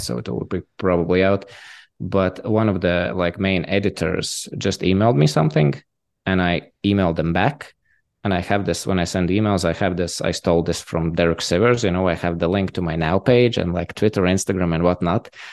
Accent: Latvia; I'm from Latvia

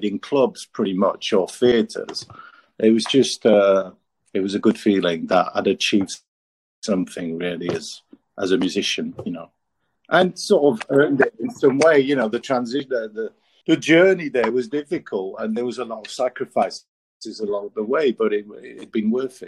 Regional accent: France; moved away as an adult; now in Manchester, United Kingdom; I'm half French, half British, and I grew up in France.

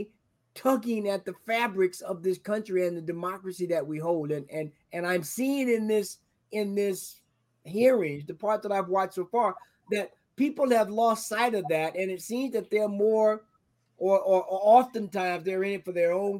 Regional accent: the South, United States; I'm from the South

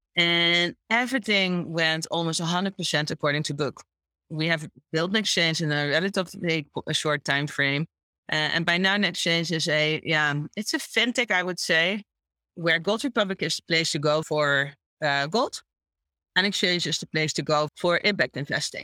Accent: Curaçao; moved away as an adult; also born or lived in Chicago, United States; now in Amsterdam, Netherlands; I grew up on uh, in the Dutch Caribbean on a small island called Curacao, and I moved to the Netherlands when I was 19

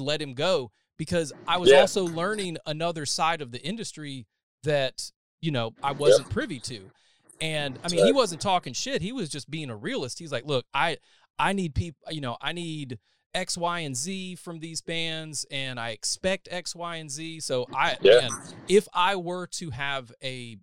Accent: Montgomery County, North Carolina, United States; moved away; I'm from Montgomery, the Montgomery dead center, where like Troy, Bisco, Star

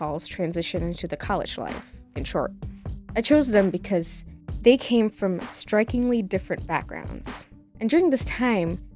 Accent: Indonesia; moved away as an adult; now in United States; I traveled 38 hours by air from my home country, Indonesia.

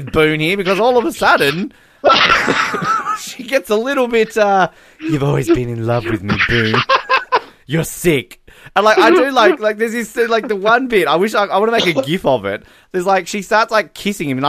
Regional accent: Australia; accent: Australian; We are Australian. I'm a little bit, you know, feminine-sounding Australian

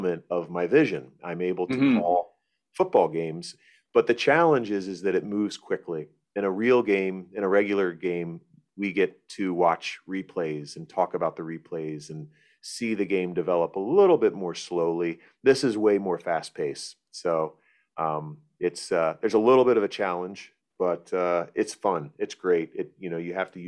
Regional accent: Florida, United States; I grew up in Florida

